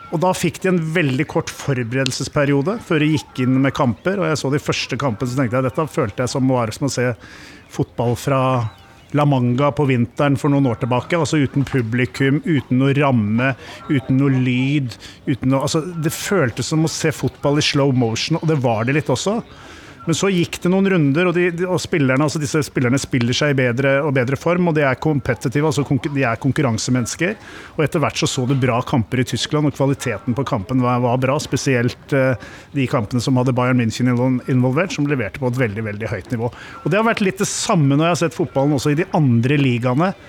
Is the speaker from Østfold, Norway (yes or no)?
no; Åsgårdstrand, Vestfold, Norway; jeg er jo vokst opp i Åsgårdstrand